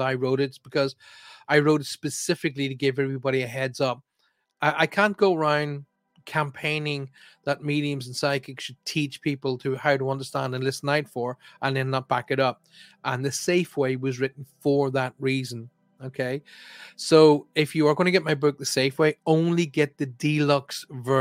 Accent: Armagh, Northern Ireland, United Kingdom; my hometown of Armagh. That's where I'm from, County Armagh

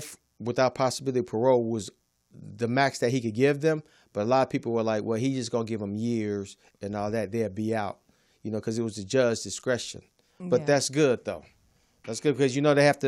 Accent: Chicago, Illinois, United States; Growing up in Chicago

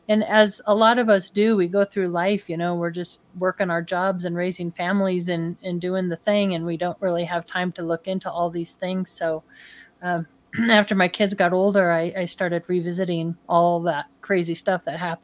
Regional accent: Denver, Colorado, United States; also born or lived in Illinois; So basically, I was born in Illinois and moved out to Denver in Colorado in 1970.

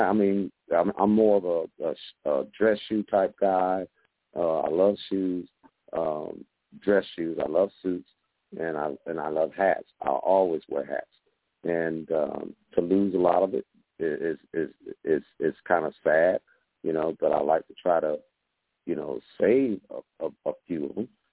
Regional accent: West Coast, United States; now in Georgia, United States; I grew up on the West Coast

